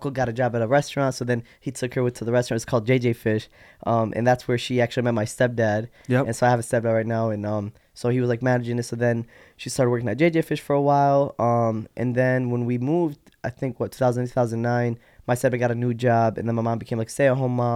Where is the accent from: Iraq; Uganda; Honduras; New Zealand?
Iraq; born there; moved away; also born or lived in Yemen / Jordan; Well, I was born in Iraq, right? Born there. Um, from Iraq went to Yemen. From Yemen went to Jordan because you know the war, and we just were like I was a, re- a refugee and we just moved around.